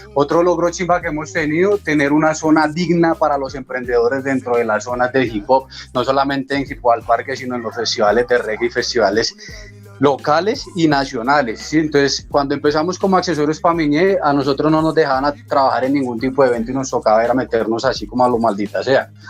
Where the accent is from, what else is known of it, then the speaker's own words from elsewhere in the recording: Colombia; como indígenas, como colombianos